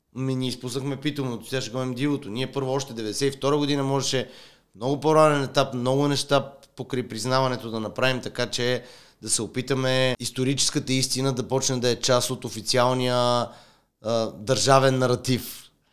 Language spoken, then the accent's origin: Bulgarian; Bulgaria; ние като българи